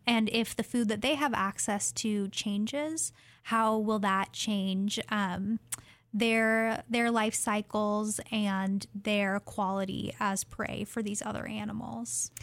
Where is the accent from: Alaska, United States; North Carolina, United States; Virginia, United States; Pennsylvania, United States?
Alaska, United States; Fairbanks; now in Oregon, United States; I'm originally from Fairbanks, Alaska, and very happy to be living in Oregon now